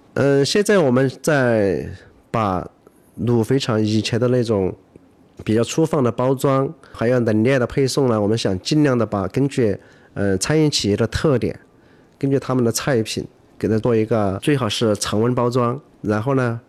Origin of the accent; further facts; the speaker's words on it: Yibin, Sichuan, China; 我来自四川宜宾